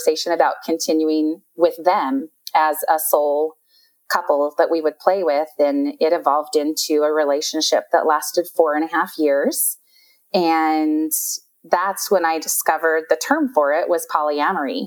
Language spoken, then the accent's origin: English; Utah, United States; I've lived, born and raised in Utah. So lived here my whole life.